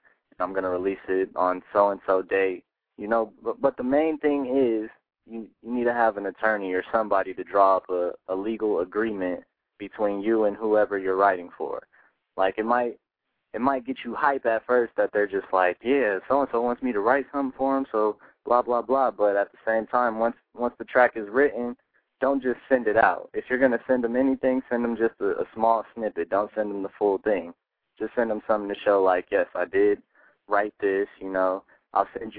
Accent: Colorado, United States; I'm coming from Colorado, so out in Colorado, there's not too much contact with anybody big

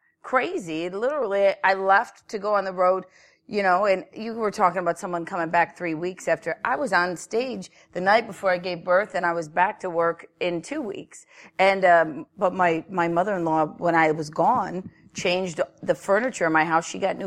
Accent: Cleveland, Ohio, United States; moved away as an adult; also born or lived in Brooklyn, New York; now in Meadville, United States; But I'm from Cleveland, born and raised.

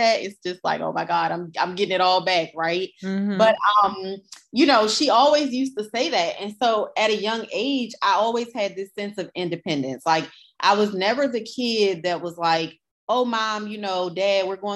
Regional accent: Baltimore, Maryland, United States; I grew up in West Baltimore

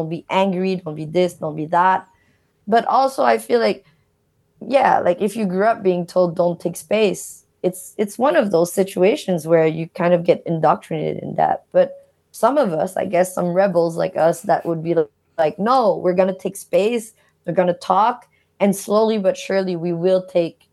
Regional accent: Montreal, Quebec, Canada; they met in Canada, and I was born in Montreal

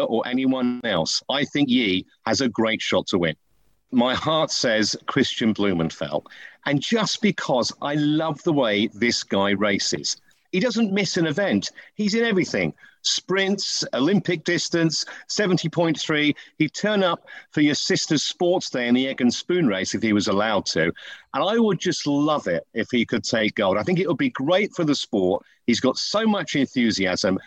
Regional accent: United Kingdom; I'm a Brit and proud to be one

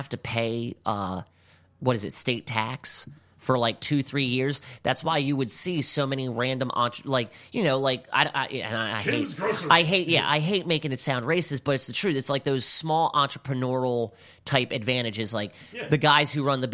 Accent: Baltimore, Maryland, United States; I grew up in Highland Town, Northeast Avenue.

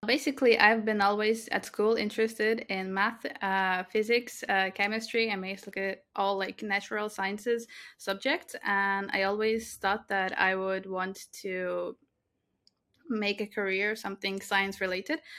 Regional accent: Latvia; I was born in Latvia, I grew up in Latvia.

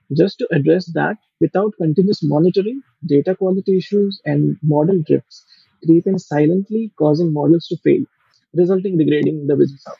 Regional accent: India; also born or lived in Oxford / Japan; I'm from India

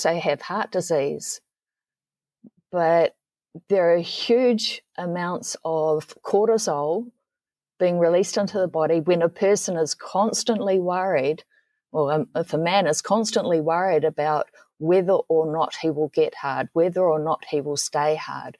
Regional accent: New Zealand; I'm from New Zealand

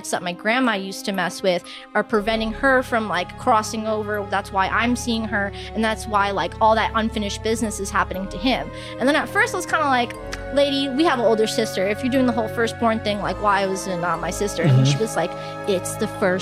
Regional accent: Guyana; I'm from Guyana, a little Caribbean country

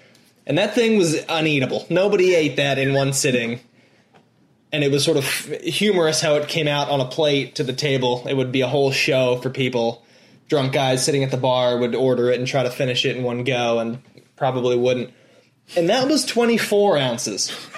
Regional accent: Baltimore, Maryland, United States; where I grew up in Baltimore

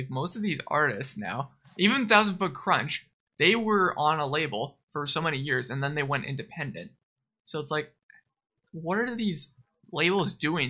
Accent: Winnipeg, Manitoba, Canada; We're from Winnipeg, dude.

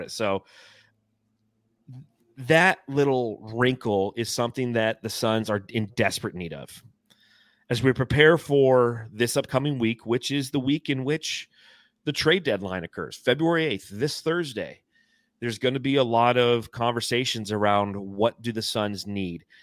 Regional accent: Phoenix, Arizona, United States; Yeah, he's flex from Jersey. I'm … from Phoenix.

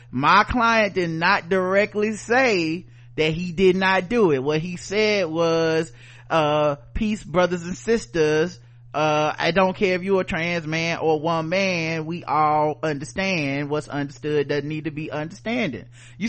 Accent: Philadelphia, Pennsylvania, United States; I might get some cheese and a steak because I'm from Philly.

